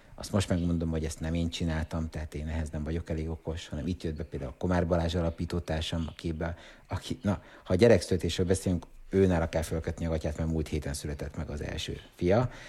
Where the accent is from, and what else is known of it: Hungary